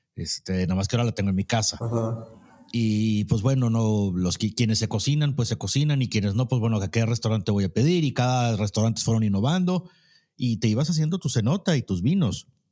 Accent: Mexico; somos mexicanos

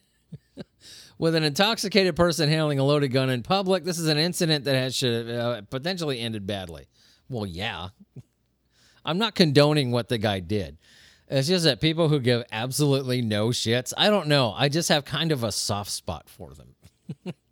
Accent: Southern California, United States; I grew up in Southern California

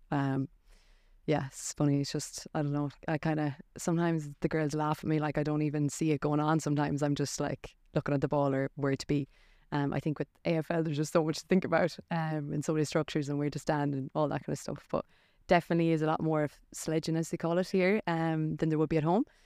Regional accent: Ireland; moved away as an adult; now in Adelaide, Australia; we're Irish as well

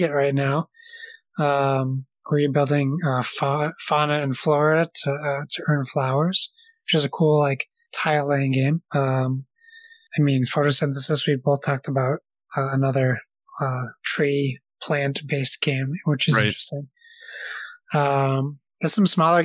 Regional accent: New England, United States; I'm from New England

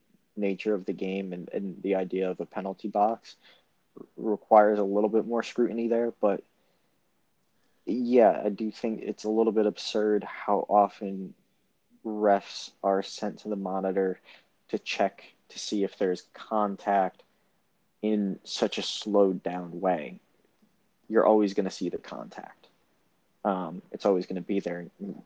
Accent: United States; as an American fan, who watches the NFL, who watches other sports

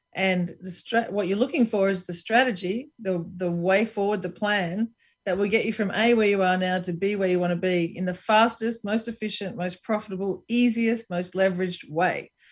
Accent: Brisbane, Queensland, Australia; moved away as an adult; also born or lived in San Francisco / New York / Columbus, Ohio; I'm from Brisbane, Australia, so I'm from Queensland, an area called Queensland, which is kind of like Florida.

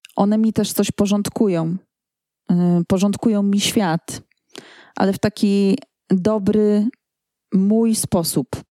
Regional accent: Poland; jestem z Polski

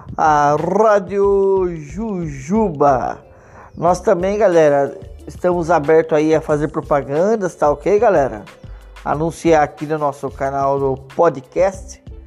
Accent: Vinhedo, São Paulo, Brazil; eu sou aqui de Vinhedo, né? Mas estou trabalhando em Louveira

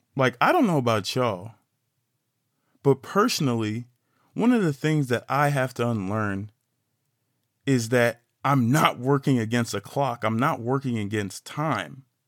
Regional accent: Fort Worth, Texas, United States; I'm a black man from Fort Worth, Texas, funky town, eight one seven six eight two

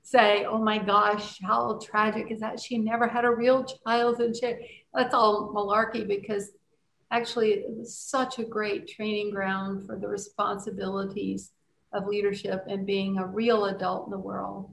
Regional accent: Cajun, Louisiana, United States; as a Cajun person

